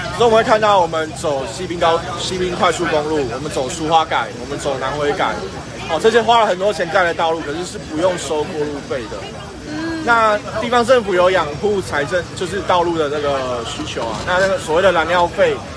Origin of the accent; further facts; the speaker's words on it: Taiwan; 我们台湾人